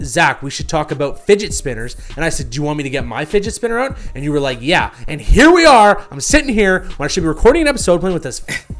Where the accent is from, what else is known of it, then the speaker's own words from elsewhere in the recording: Canada; Could be because I'm Canadian and I say certain things weird.